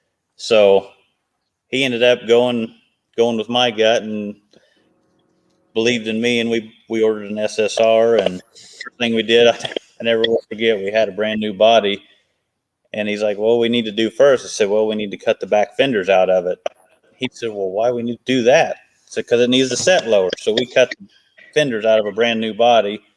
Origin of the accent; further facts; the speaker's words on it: Altamont, Illinois, United States; my hometown of Altamont